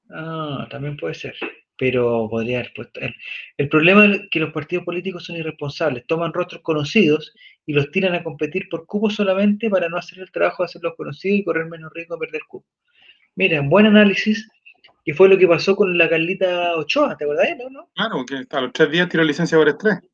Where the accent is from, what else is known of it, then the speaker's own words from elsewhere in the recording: San Carlos de Apoquindo, Santiago Metropolitan Region, Chile; nacida y criada en San Carlos de Poquindo, igual, no sé nada de la vida.